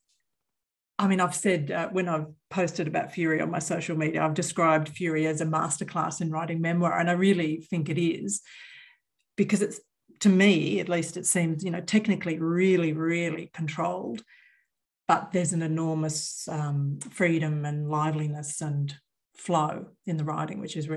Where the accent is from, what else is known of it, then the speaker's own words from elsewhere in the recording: Newcastle upon Tyne, North East England, United Kingdom; I grew up in Newcastle as well